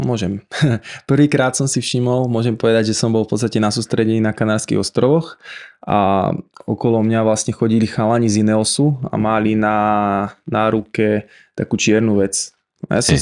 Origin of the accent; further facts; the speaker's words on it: Žilina, Žilina Region, Slovakia; Som zo Žiliny